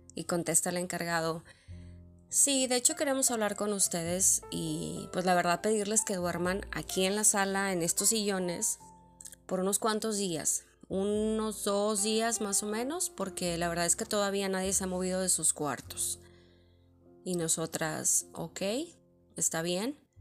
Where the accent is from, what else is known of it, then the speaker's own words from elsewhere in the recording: Monterrey, Nuevo León, Mexico; first language Spanish; moved away; el acento de tu, de tu ciudad, en mi caso de Monterrey.